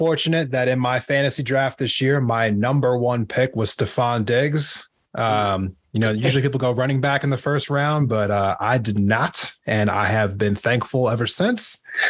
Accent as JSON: {"language": "English", "town": "Philadelphia", "region": "Pennsylvania", "country": "United States", "tie": "born or raised there", "said": "I grew up around Philly and I know that our sports town is for real."}